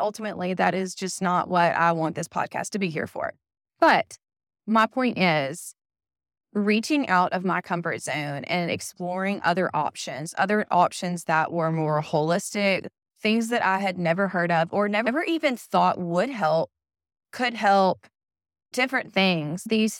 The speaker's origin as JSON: {"language": "English", "region": "Mississippi", "country": "United States", "tie": "born or raised there", "said": "And I come from Mississippi. I have been in Mississippi my entire life, born, raised, and will most likely die here."}